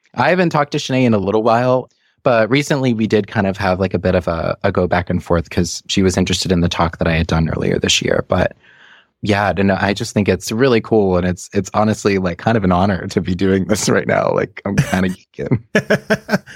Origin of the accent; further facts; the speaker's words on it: Saugus, Massachusetts, United States; also born or lived in Malden, Massachusetts / Revere, Massachusetts; I grew up mostly in towns called Saugus and Malden and a little bit in Revere